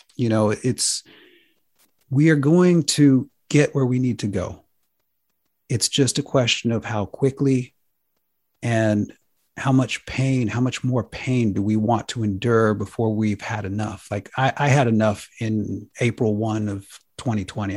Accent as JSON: {"language": "English", "country": "United States", "said": "I'm an American. I'm proud of my country."}